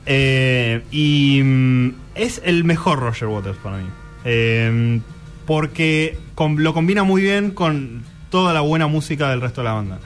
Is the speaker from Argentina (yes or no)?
yes; Argentina; como argentinos